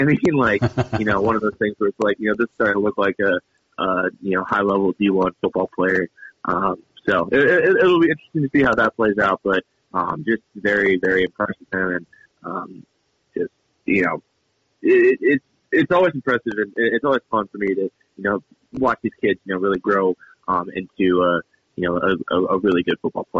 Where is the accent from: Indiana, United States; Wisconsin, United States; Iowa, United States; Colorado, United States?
Iowa, United States; Yeah, I'm from the eastern part of the state.